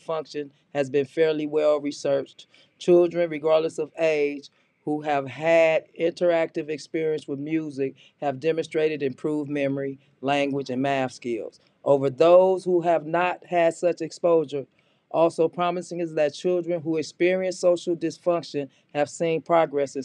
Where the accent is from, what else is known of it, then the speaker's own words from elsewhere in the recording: Los Angeles, California, United States; Yeah, I'm from Watts